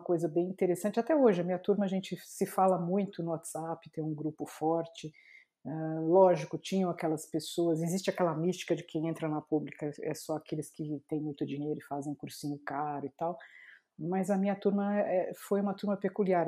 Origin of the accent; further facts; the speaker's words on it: Santo André, São Paulo, Brazil; eu nasci em Santo André, morava em Santo André nessa época ainda